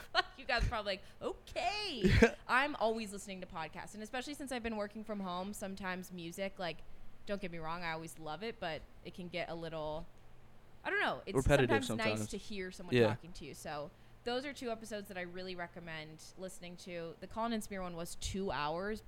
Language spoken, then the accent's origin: English; Davis, California, United States; I'm from Davis